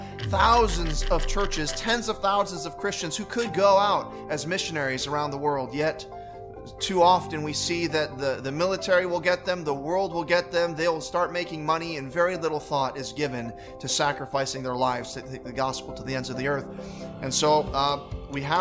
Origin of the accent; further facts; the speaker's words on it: Hawaii, United States; moved away as an adult; also born or lived in North Africa; I was born and raised in the state of Hawaii. Born and raised in Hawaii.